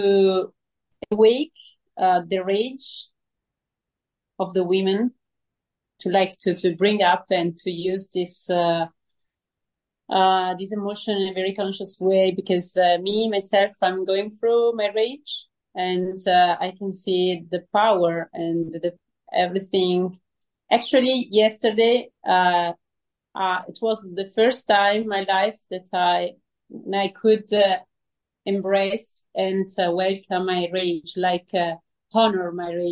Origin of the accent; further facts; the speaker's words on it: Italy; I'm from Italy